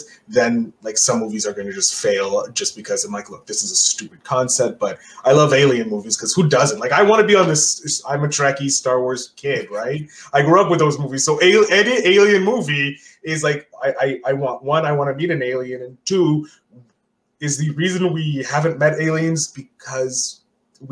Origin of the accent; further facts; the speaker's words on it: Canada; as a Canadian